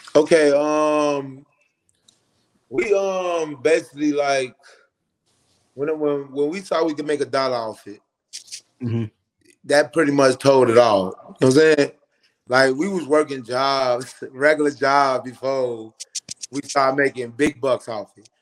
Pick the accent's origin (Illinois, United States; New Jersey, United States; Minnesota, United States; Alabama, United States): Illinois, United States; Chicago; moved away as an adult; now in Atlanta, United States; growing up on the West Side